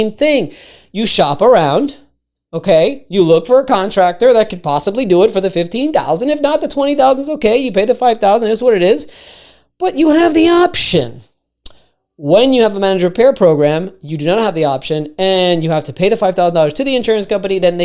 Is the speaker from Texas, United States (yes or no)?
no; Miami, Florida, United States; I'm from Miami